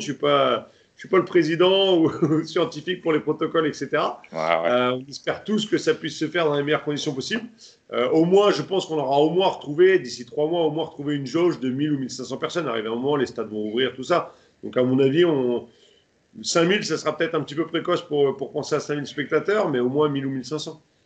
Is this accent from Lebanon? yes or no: no; France; j'ai refait du Kyoku après par la suite chez moi en France